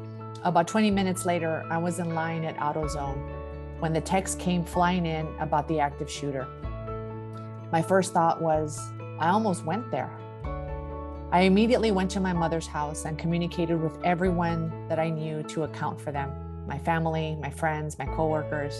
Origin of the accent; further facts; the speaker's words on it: El Paso, Texas, United States; I grew up in the Ranchland Hills area, about 2 miles from the Cielo Vista Walmart